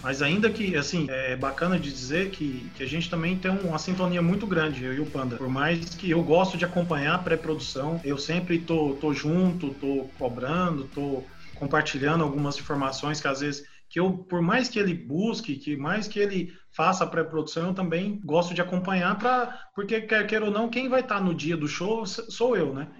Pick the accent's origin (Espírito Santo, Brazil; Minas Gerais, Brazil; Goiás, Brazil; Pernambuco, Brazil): Goiás, Brazil; Goiânia; Nós somos de Goiânia, mas tinha uma base em São José do Rio Preto